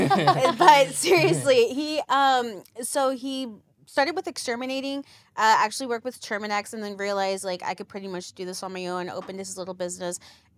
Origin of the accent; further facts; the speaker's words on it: Philadelphia, Pennsylvania, United States; moved away as an adult; also born or lived in Colombia; now in Houston, United States; Born and raised in Philadelphia.